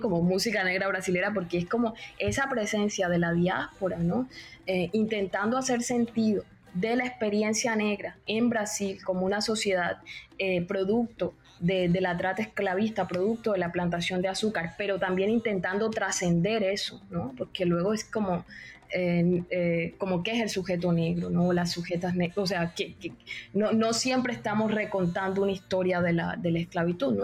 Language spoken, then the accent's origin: Spanish; Cartagena, Bolívar, Colombia; moved away as an adult; also born or lived in Bogotá, Colombia / Peru / Argentina; yo nací en Cartagena.